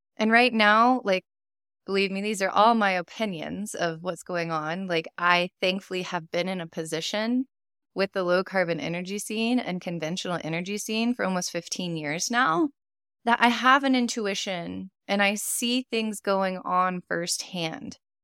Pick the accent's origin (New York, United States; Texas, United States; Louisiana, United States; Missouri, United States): Texas, United States; I'm from Texas, born and raised